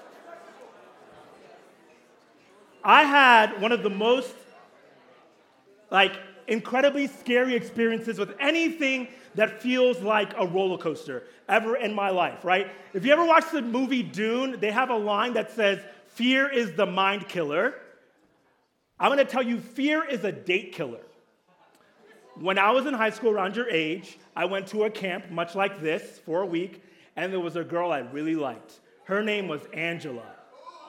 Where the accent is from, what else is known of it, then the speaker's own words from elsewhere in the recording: Kenya; also born or lived in Pittsburgh / California; now in Oceanside, United States; I was born in Kenya, moved to Pittsburgh, came to California, got a job at Mariners